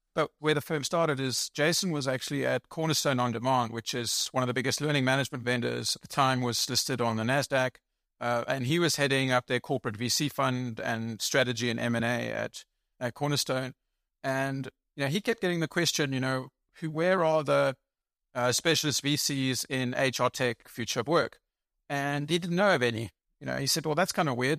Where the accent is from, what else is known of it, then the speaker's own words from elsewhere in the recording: South Africa; moved away as an adult; also born or lived in England / United States / United Kingdom; now in Germany; I was born in England. I grew up in South Africa, uh, not Australia